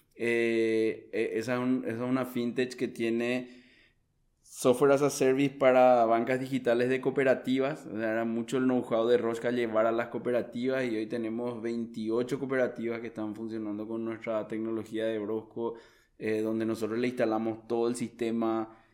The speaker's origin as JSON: {"language": "Spanish", "country": "Paraguay", "said": "yo soy un profesional paraguayo también"}